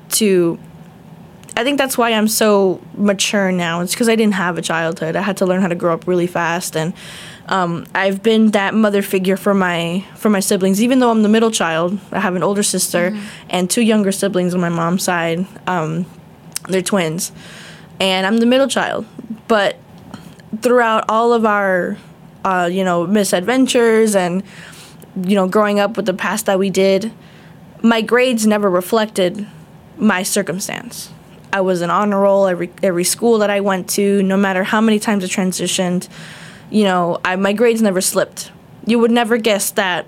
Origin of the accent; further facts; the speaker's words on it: South Florida, United States; I was born in Hollywood, Florida, but I was raised all over South Florida